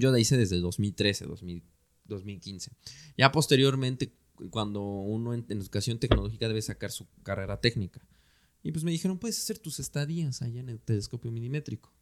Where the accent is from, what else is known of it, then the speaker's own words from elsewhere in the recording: Mexico; nosotros como mexicanas y mexicanos